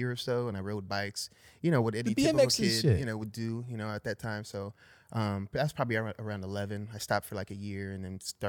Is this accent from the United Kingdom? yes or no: no; San Fernando Valley, California, United States; San Fernando Valley, born and raised.